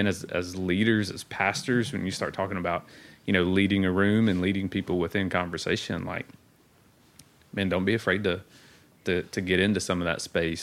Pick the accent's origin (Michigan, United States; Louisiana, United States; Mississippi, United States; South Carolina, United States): Mississippi, United States; So-So; in case you didn't know this, I'm from So-So, Mississippi.